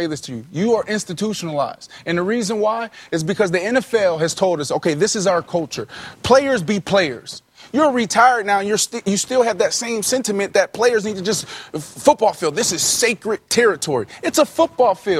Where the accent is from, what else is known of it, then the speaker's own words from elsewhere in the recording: Pittsburgh, Pennsylvania, United States; moved away; also born or lived in Orlando, Florida; I grew up in Pittsburgh, and that was the poorest county in Pennsylvania. And I also moved to Orlando, Florida